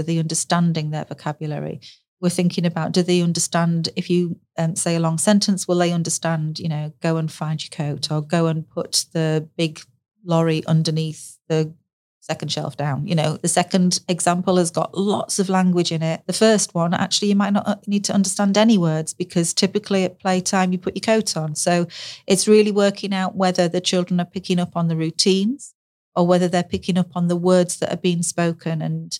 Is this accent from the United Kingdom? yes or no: yes; the north of England, United Kingdom; accent: northern; now in South of England; I'm from the north. And when I first moved to the south, I was judged for my northern accent. You know, I sound different.